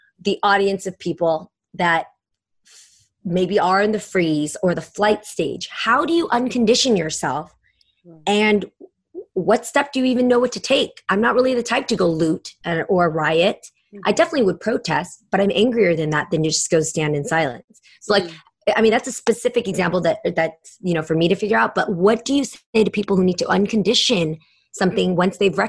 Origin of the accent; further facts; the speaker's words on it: San Francisco, California, United States; also born or lived in San Jose; growing up in San Francisco, I had a lot of gay friends